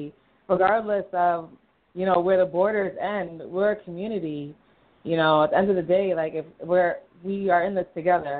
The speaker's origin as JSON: {"language": "English", "town": "New York City", "region": "New York", "country": "United States", "said": "Brooklyn, from New York"}